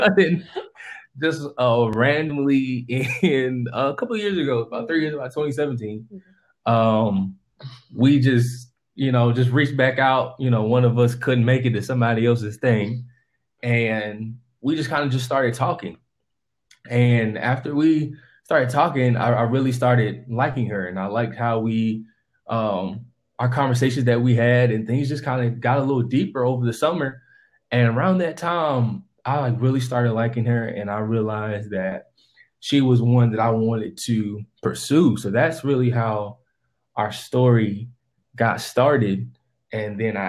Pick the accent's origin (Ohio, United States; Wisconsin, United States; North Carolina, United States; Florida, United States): North Carolina, United States; Wilmington; I am from Wilmington, North Carolina.